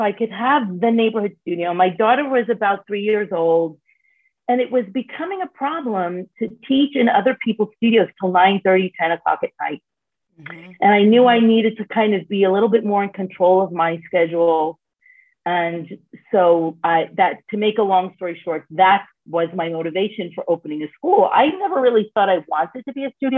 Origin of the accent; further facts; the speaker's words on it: New York City, New York, United States; now in Lighthouse Point, United States; I grew up dancing in Brooklyn, New York, and then in Manhattan after